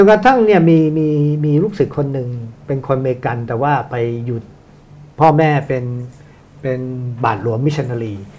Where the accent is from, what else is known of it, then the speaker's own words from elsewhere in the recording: Thailand; หน้าตาอย่างผมจะเกิดเมืองไทยไม่ไม่ได้มาจากเมืองจีนนะบังเอิญหน้าเป็นคนจีนนะ